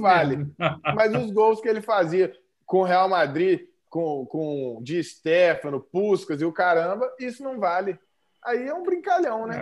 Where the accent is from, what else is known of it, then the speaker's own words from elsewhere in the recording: Brazil; a gente é brasileiro